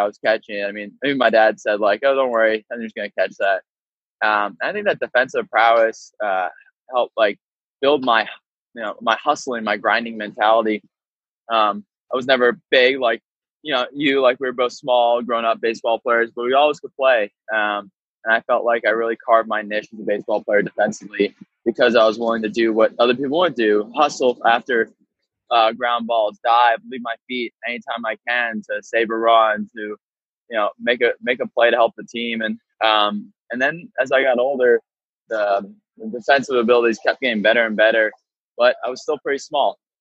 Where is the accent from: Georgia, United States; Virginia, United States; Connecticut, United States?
Virginia, United States; Arlington; I'm from Arlington, Virginia, born and raised